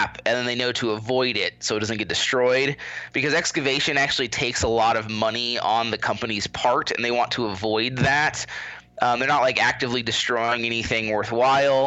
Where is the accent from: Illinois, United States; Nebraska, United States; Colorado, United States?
Nebraska, United States; also born or lived in Washington, D.C. / Tucson, Arizona; now in Albuquerque, United States; I'm actually from Nebraska. I'm currently residing in New Mexico, but I grew up in the Great Plains in a tiny little town of 2,000 people.